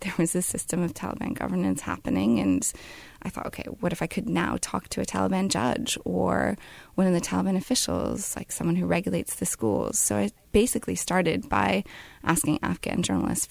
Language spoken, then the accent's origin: English; United States; my being an American